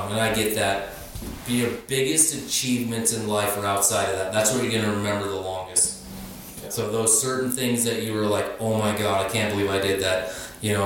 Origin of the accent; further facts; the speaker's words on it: Montana, United States; growing up in Montana, motorcycles, snowmobiles, like, the mechanics, it was really, came fairly natural